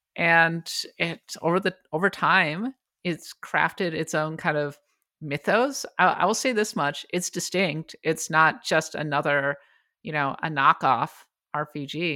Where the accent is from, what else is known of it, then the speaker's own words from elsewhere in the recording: Bloomington, Minnesota, United States; my hometown, Bloomington, Minnesota